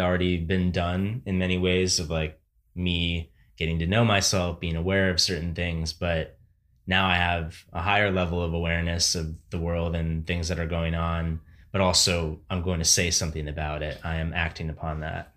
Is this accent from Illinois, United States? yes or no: yes; Barrington, Illinois, United States; moved away; in Barrington, the town I grew up